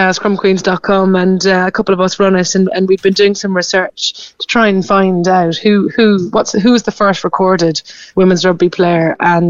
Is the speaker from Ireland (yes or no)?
yes; Carrigtwohill, Munster, Ireland; moved away as an adult; now in London, United Kingdom; I'm from Carrigtwohill, just outside Middleton.